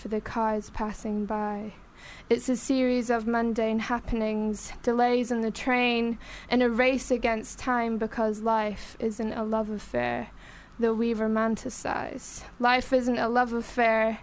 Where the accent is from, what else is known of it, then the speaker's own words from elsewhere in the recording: Glasgow, Scotland, United Kingdom; accent: Glaswegian; moved away as an adult; I'm originally from Glasgow